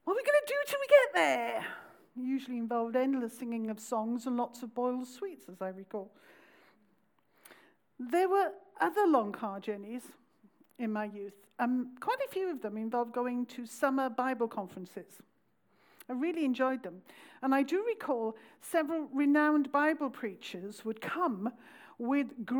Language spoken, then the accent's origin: English; Pontypridd, Wales, United Kingdom; I come from South Wales, around the valley, a little town called Pontypridd